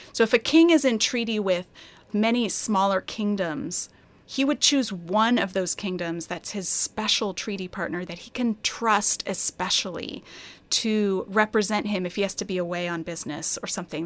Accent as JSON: {"language": "English", "region": "Colorado", "country": "United States", "tie": "born or raised there", "said": "I grew up in Colorado"}